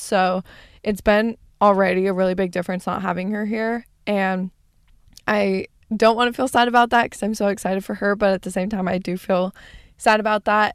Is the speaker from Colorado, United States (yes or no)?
no; Arizona, United States; born or raised there; moved away as an adult; now in California, United States